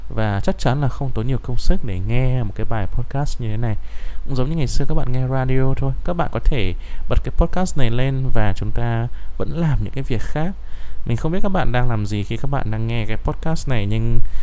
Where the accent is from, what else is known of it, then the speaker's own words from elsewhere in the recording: Vietnam; first language Vietnamese; chính chúng ta bạn và tôi đều là người việt